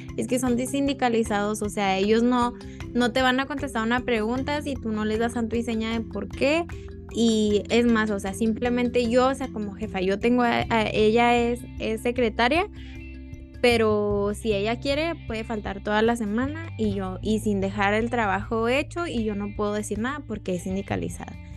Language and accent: Spanish; Mexico; para nosotros como mexicanos